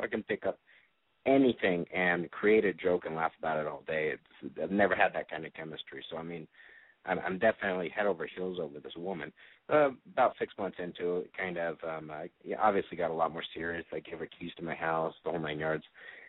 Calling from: Phoenix, Arizona, United States; I am 33. I'm from Phoenix

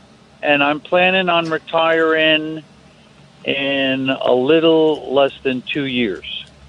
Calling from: Washington, United States; I'm calling from Washington State

